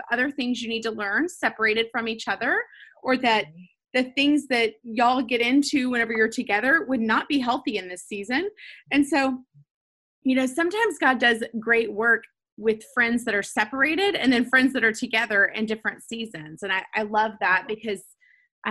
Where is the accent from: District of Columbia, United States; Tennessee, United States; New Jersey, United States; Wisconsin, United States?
Tennessee, United States; Nashville; growing up in Nashville, like at Lipscomb